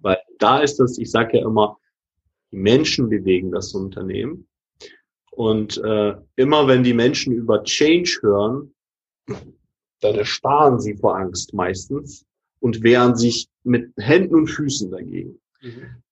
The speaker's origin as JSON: {"language": "German", "region": "Hamburg", "country": "Germany", "said": "ich komme ja aus Hamburg"}